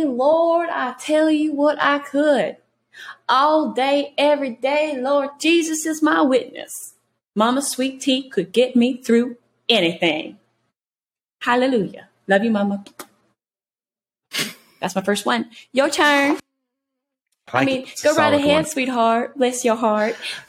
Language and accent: English; Mississippi, United States; I'm a Southern girl. I'm a Southern belle through and through, born and raised in Mississippi, y'all.